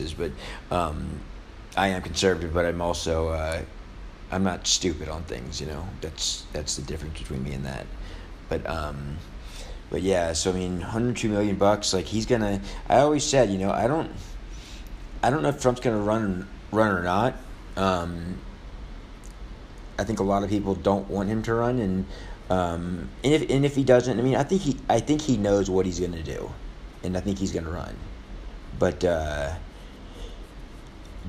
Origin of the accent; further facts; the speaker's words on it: New Orleans, Louisiana, United States; In my hometown